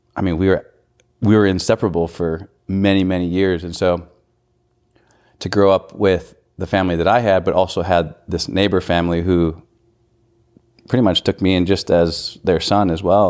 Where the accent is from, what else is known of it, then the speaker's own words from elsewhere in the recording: North Dakota, United States; moved away as an adult; now in Kansas, United States; I was born and raised in North Dakota